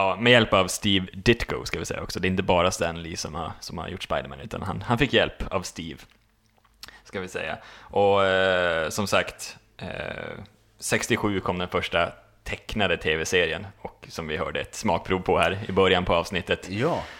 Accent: Boden, Norrbotten County, Sweden; moved away; Jag har varit, varit hem faktiskt, till, till Boden, mina gamla hemtrakter

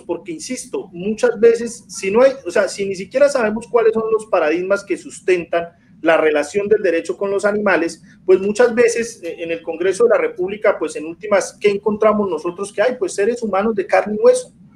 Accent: Bucaramanga, Santander, Colombia; now in Piedecuesta, Colombia; yo, soy de Bucaramanga, pero vivo en pie de cuesta, que es el área metropolitana de Bucaramanga

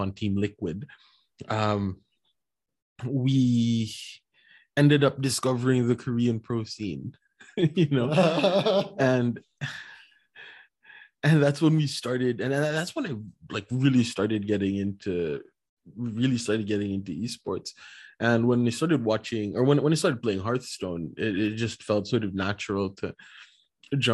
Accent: Philippines; I'm Filipino

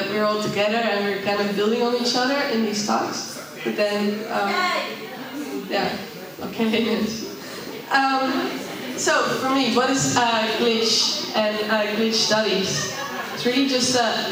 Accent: Netherlands; also born or lived in Amsterdam; I come from the Netherlands

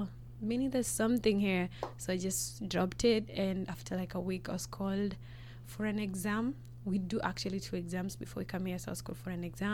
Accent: Rwanda; also born or lived in Nairobi, Kenya; now in Canada; I'm from Rwanda.

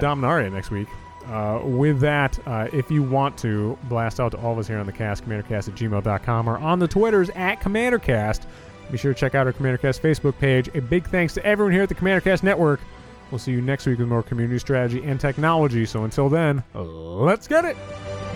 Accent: Northeast, United States; growing up in the Northeast, we're, w, you know, in the tri-state area

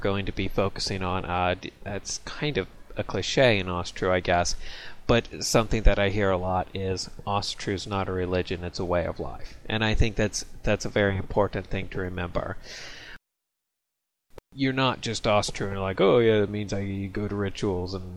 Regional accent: United States; I'm an American

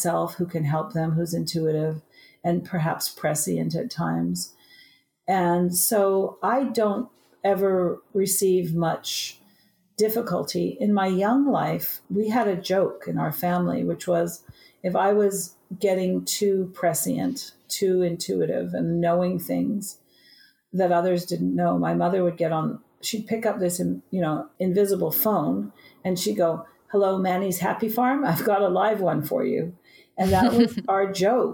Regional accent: Vancouver, British Columbia, Canada; in Vancouver, where I was born in Canada.

